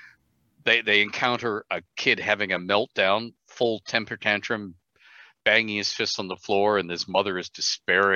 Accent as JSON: {"language": "English", "region": "Ontario", "country": "Canada", "tie": "born or raised there", "said": "growing up in Ontario with healthcare, Medicare"}